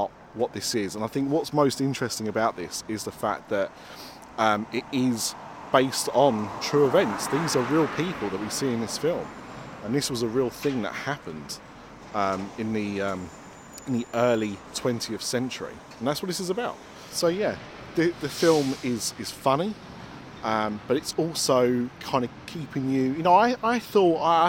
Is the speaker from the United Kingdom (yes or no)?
yes; Essex, East of England, United Kingdom; I'm from Essex, that's what we do.